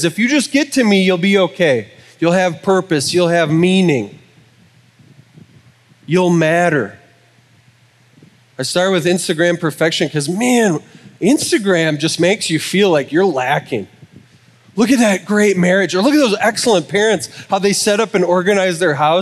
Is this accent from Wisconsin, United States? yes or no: yes; Wisconsin, United States; I'm from Wisconsin